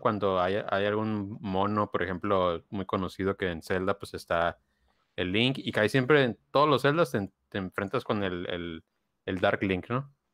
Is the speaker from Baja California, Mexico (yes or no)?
yes; Mexicali, Baja California, Mexico; born or raised there; moved away